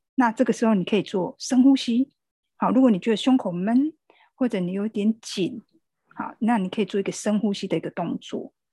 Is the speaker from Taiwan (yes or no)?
yes; Taiwan; 我们台湾人在防疫这个部分是蛮有共识的